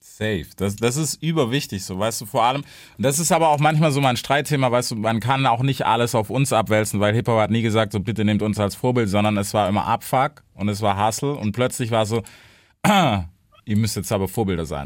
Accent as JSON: {"language": "German", "town": "Memphis", "region": "Tennessee", "country": "United States", "second_language": "German", "moved": "yes", "said": "Ich bin aus Memphis"}